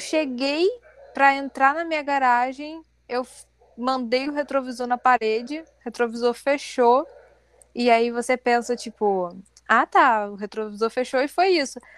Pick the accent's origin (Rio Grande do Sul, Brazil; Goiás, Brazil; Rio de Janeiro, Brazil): Rio de Janeiro, Brazil; a gente é do Rio